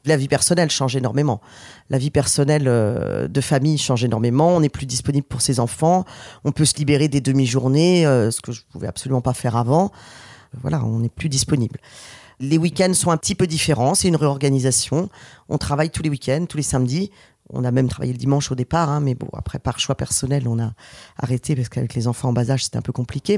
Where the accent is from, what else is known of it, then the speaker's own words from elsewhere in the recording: Nantes, Pays de la Loire, France; on est Nantais depuis toujours